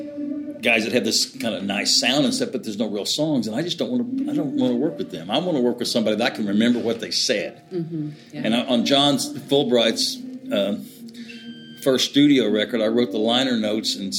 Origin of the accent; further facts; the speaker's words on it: Oklahoma, United States; moved away as an adult; also born or lived in Austin, Texas; I grew up in Oklahoma